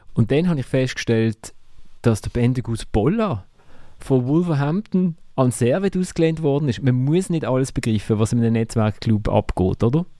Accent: Basel, Basel-Stadt, Switzerland; als Basler

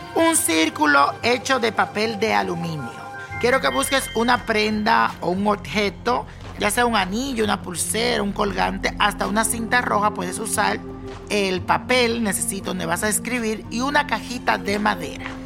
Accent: Dominican Republic; en mi país, República Dominicana

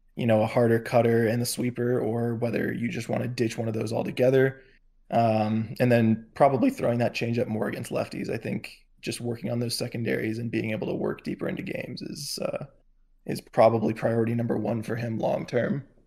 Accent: near Tampa–St. Petersburg area, Florida, United States; I grew up, uh, sort of around that area, not exactly in the Tampa Saint Pete area, but close enough

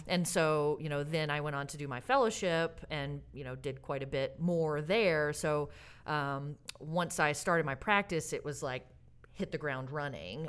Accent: Alabama, United States; also born or lived in Santa Barbara, California / Springfield, Massachusetts; now in Oregon, United States; I grew up in Alabama

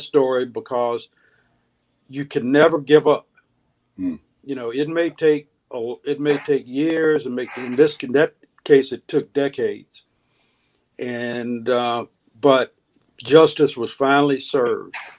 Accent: Deep South, United States; also born or lived in Jackson, Mississippi; growing up in the Deep South

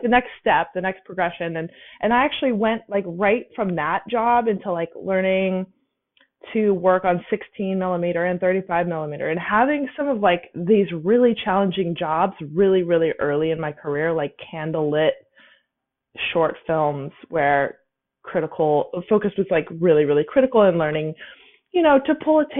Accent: Napa, California, United States; I'm from Napa

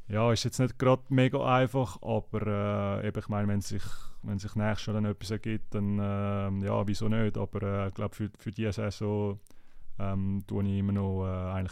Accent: Zurich, Switzerland; Ich meine, ich bin selber ein Zürcher und habe dort gespielt

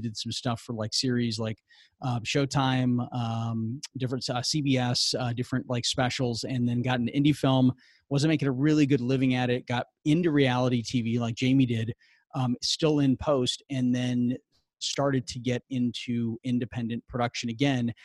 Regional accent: St. Louis, Missouri, United States; moved away as an adult; I'm from St. Louis, Missouri, so I went to school out there for media, script writing, and everything else like that. So I moved out here

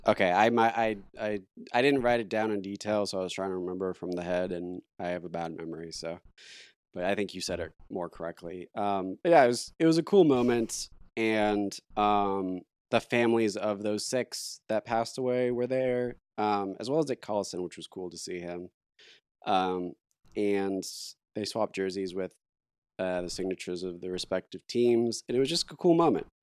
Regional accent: Oklahoma City, Oklahoma, United States; we're from Oklahoma City

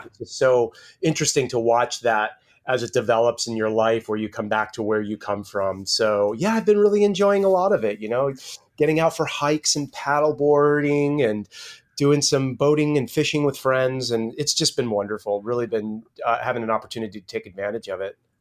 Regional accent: Connecticut, United States; now in West Coast, United States; I grew up in Connecticut, and I've been back here with family.

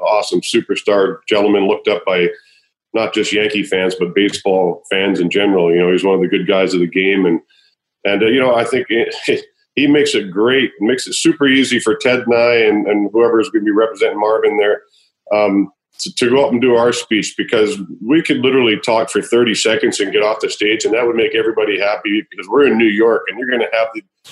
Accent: Canada; I am Canadian

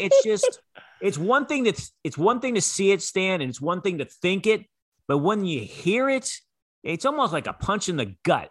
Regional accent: Bay Area, California, United States; I grew up in the Bay Area

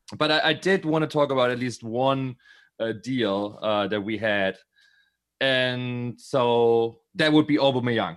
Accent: Berlin, Germany; I'm from Berlin

